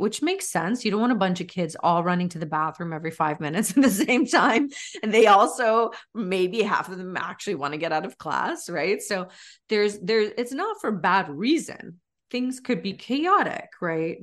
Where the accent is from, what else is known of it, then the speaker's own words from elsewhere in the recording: United States; also born or lived in Florida; I'm half Brazilian, but I write from growing up in the States